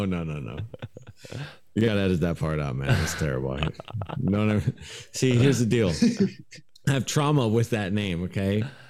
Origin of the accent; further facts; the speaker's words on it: Portland, United States; First of all, hey, I am from Portland.